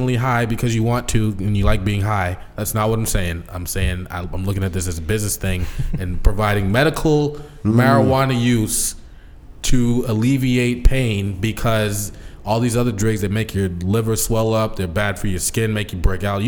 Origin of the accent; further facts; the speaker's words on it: Seattle, Washington, United States; growing up in Seattle